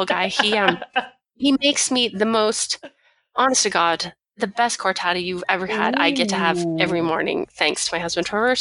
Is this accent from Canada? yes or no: yes; Vernon, British Columbia, Canada; also born or lived in Victoria, British Columbia; back home in Vernon, because we're both from Vernon, British Columbia